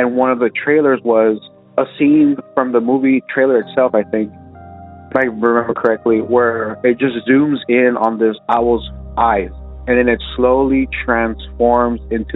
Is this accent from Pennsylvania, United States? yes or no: no; South Texas, United States; I was from South Texas, but yeah, I'm from South Texas.